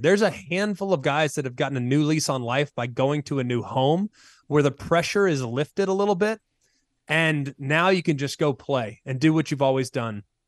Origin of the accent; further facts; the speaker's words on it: Dallas, Texas, United States; I'm from Dallas. I grew up a Texas fan